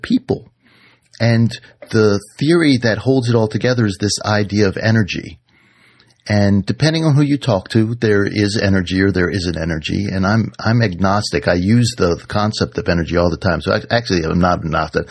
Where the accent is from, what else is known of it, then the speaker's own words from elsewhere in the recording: Washington, District of Columbia, United States; I grew up in Washington, D.C. in a small row house in Adams Morgan